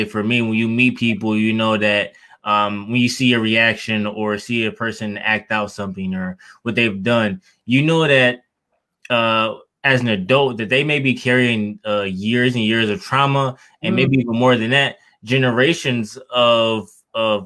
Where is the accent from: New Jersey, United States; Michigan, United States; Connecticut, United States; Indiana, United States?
Michigan, United States; Detroit; growing up in Detroit, I entered the foster care system at 9 years old